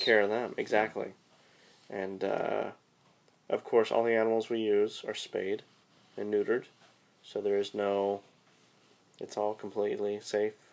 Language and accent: English; California, United States; Because I'm from California.